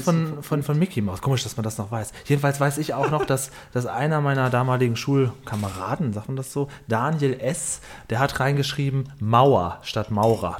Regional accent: Cuxhaven, Lower Saxony, Germany; bei uns auf dem Dorf in Cuxhaven, wo ich aufgewachsen bin

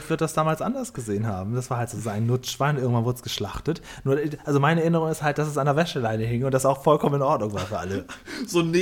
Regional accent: Lower Saxony, Germany; Ich komme echt vom Dorf aus dem Cuxhavener

